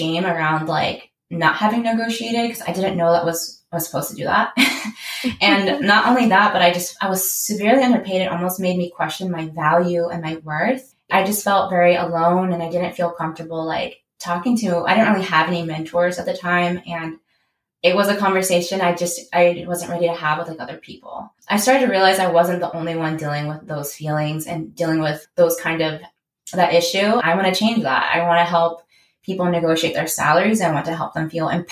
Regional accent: San Diego, California, United States; also born or lived in Davis, California; I'm originally from San Diego

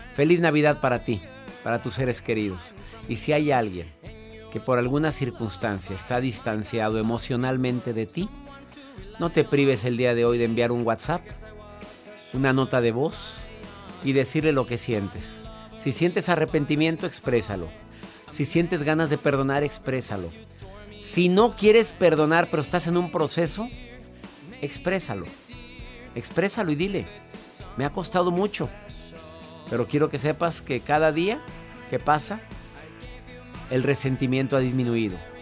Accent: Colombia; now in San José, United States; Soy de Colombia

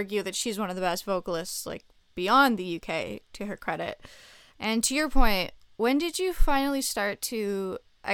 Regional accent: Montreal, Quebec, Canada; I'm also from Montreal, which is the city that he's from

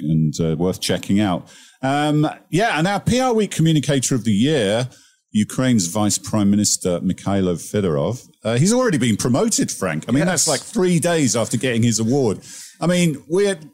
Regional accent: United Kingdom; moved away; about my home country

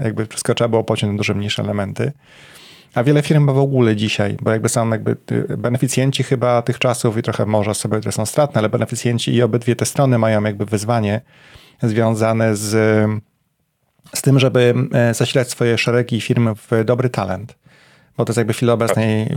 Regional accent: Poznań, Greater Poland, Poland; moved away as an adult; now in Warsaw, Poland; mieszkałem przez x lat w Poznaniu, to było moje rodzinne miasto

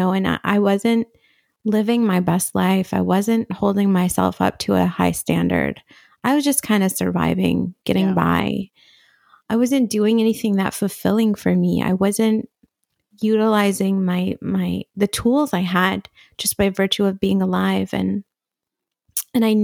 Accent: Syria; also born or lived in Riyadh, Saudi Arabia; I was born in Riyadh in Saudi Arabia. And I not Saudi Arabian. Yeah. I'm not Saudi. I'm Syrian. Um, my family is from Damascus, and we just happened to be in Saudi.

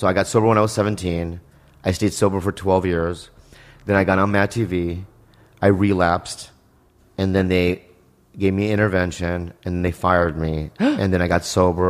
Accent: San Diego, California, United States; also born or lived in Poway; I grew up in San Diego.

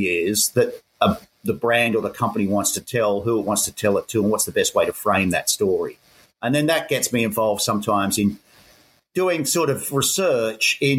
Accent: Sydney, New South Wales, Australia; accent: Aussie; moved away as an adult; also born or lived in Hong Kong / Japan; now in Bangkok, Thailand; I'm an Aussie. You can tell by the accent. Born and raised in Sydney.

